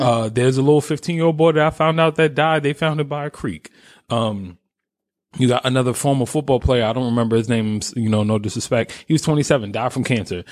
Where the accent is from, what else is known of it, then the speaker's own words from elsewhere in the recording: New York, United States; I was raised in New York